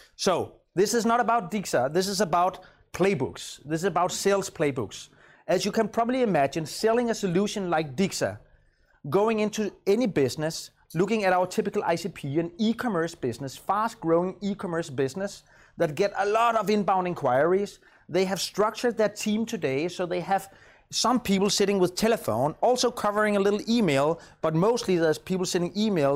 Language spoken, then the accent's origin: English; Copenhagen, Capital Region of Denmark, Denmark; I'm from Copenhagen.